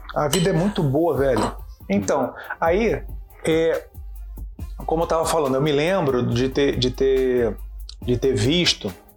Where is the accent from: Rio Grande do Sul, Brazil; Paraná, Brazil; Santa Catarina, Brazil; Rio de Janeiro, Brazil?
Rio de Janeiro, Brazil; eu cresci no Caxambi, o grande cinema que tinha era o Imperator